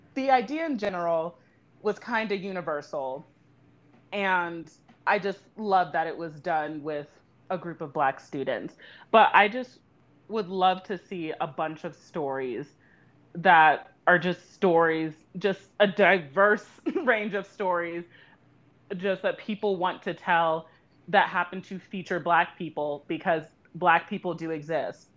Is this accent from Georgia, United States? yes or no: no; Louisiana, United States; I am from Louisiana